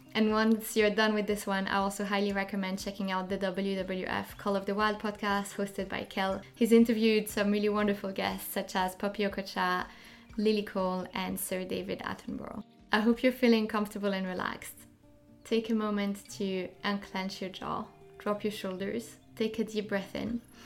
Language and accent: English; French part of Switzerland, Romandy, Switzerland; now in London, United Kingdom; I grew up in the French part of Switzerland, and I now live in London